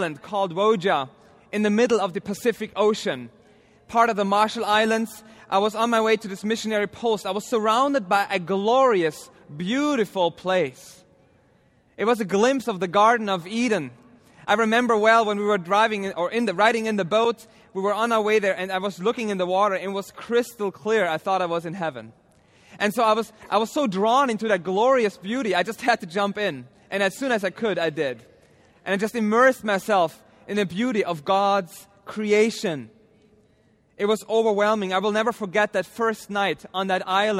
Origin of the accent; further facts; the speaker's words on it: Austria; moved away as an adult; my home country of Austria